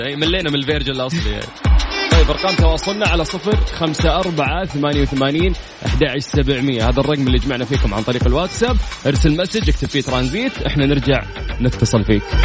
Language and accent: Arabic; Saudi Arabia; عندنا في المملكه العربيه السعوديه